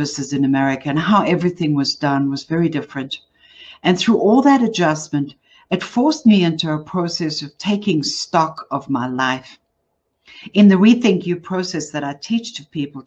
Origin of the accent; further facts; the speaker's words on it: Johannesburg, Gauteng, South Africa; I'm from South Africa. So if you're wondering where the accent from, that's what it is. I grew up in Johannesburg.